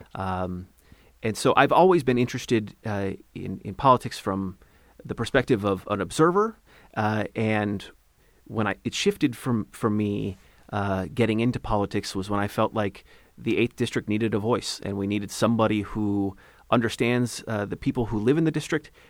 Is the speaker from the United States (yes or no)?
yes; Ellensburg, Washington, United States; now in Issaquah, United States; I was born and raised in Ellensburg, Washington.